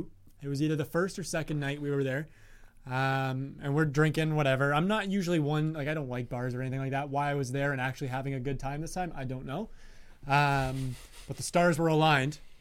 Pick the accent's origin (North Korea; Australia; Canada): Australia; me being Australian